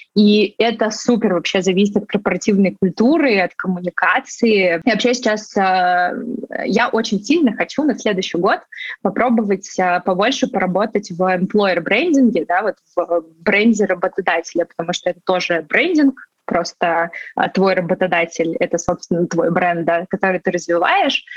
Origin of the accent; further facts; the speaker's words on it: Sochi, Krasnodar Krai, Russia; moved away; я вообще сама родом из Сочи